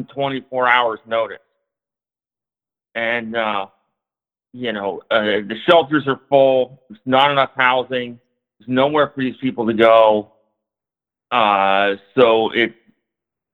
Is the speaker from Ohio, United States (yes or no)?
yes; Cincinnati, Ohio, United States; now in Seattle, United States; I'm from Cincinnati